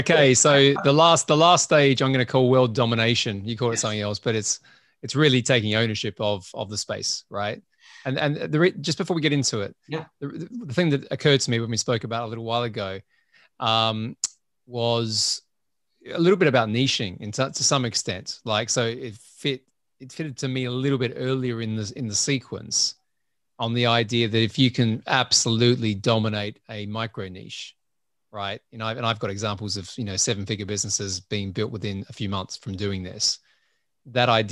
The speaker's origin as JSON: {"language": "English", "country": "Australia", "said": "I'm Australian"}